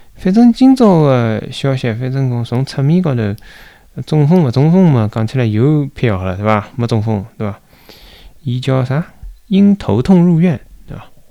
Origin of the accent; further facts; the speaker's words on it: Shanghai, China; 作为一个上海人